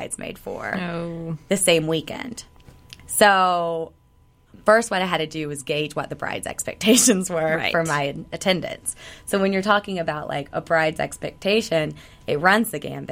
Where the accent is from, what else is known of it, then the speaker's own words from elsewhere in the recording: the South, United States; growing up in the South